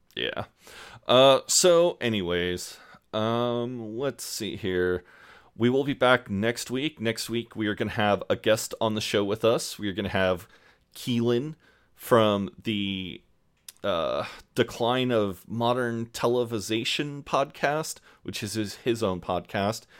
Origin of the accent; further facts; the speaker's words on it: United States; also born or lived in Kansas; I'm an American